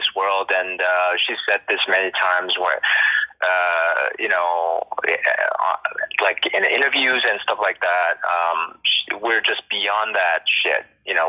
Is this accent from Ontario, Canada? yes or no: yes; Toronto, Ontario, Canada; living and growing up and living in Toronto